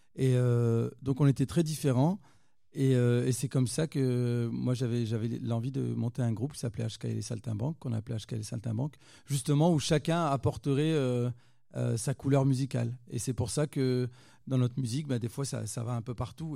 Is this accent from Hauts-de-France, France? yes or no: yes; Roubaix, Hauts-de-France, France; je viens de Roubaix, hein. c'est là où je suis né, où j'ai grandi, à Roubaix dans le nord de la France, donc euh, à côté de Lille